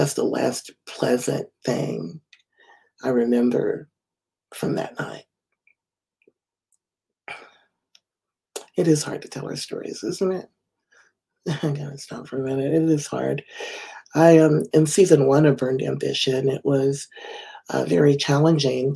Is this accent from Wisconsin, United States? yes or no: no; Winston-Salem, North Carolina, United States; I am from Winston-Salem, North Carolina